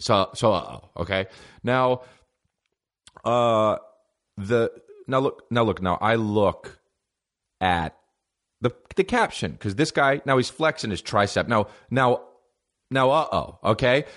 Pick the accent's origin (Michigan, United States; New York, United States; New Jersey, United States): New Jersey, United States; I'm from New Jersey